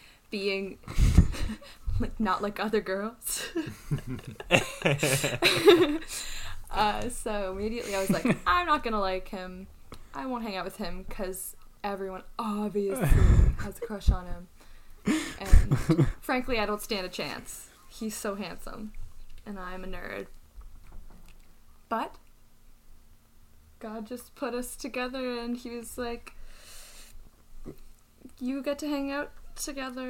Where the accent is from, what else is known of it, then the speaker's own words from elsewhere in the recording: Prince Edward Island, Canada; I'm from Prince Edward Island. I'm an East Coast gal. That's where I was born and raised.